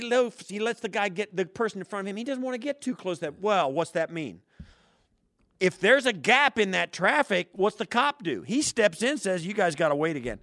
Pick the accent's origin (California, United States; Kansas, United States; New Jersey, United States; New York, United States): Kansas, United States; Western; moved away; I grew up in Western Kansas